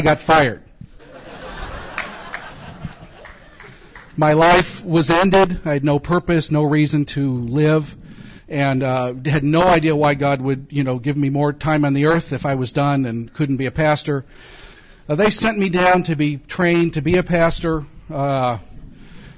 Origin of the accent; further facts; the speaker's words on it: California, United States; I grew up in California, an atheist